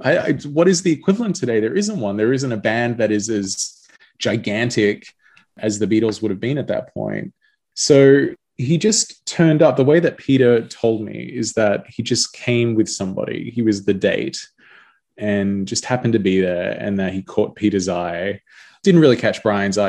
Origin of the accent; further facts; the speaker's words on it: Australia; being Australian